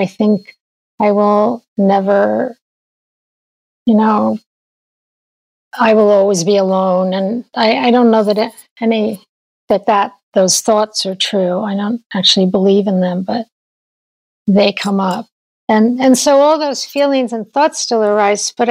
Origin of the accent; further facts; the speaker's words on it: New York, United States; I grew up in New York